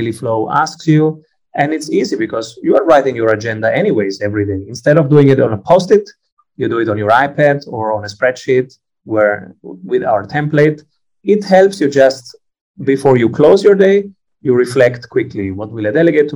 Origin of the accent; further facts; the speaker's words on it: Italy; I'm Italian